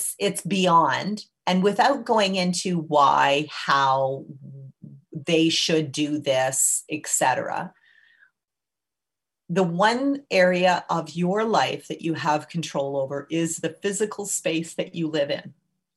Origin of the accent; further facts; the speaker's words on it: Canada; as a Canadian